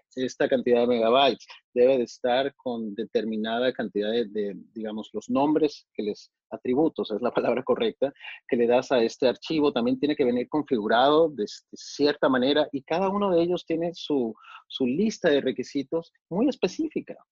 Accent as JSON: {"language": "Spanish", "country": "Mexico", "tie": "born or raised there", "also_born_or_lived": "Monterrey", "said": "yo nací en México, soy, soy mexicano eh, por, por, nacimiento"}